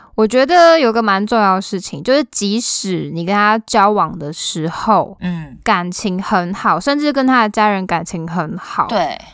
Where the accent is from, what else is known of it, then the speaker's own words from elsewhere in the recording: southern Taiwan, Taiwan; 我们南部人